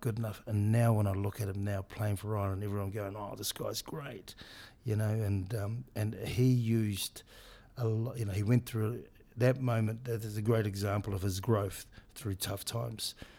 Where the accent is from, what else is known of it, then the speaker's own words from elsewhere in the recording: New Zealand; moved away; as a Pacific Islander boy growing up in New Zealand